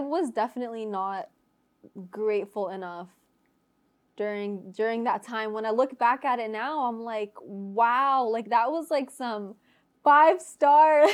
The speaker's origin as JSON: {"language": "English", "town": "Orlando", "region": "Florida", "country": "United States", "moved": "as an adult", "lives_now": "California, United States", "said": "I'm from Orlando"}